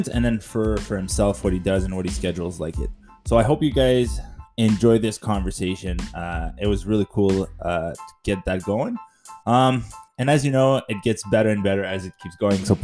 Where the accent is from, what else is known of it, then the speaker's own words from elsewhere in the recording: Rockland, United States; Frog or Eric is, is a massage therapist based out of Rockland, uh, my hometown.